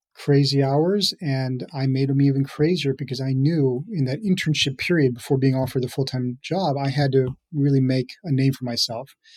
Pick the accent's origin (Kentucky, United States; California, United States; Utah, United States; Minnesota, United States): Minnesota, United States; Minneapolis suburbs; moved away as an adult; also born or lived in Hyderabad, India / New York / San Francisco Bay Area; I grew up in the Minneapolis suburbs with all my educational career, really in the state of Minnesota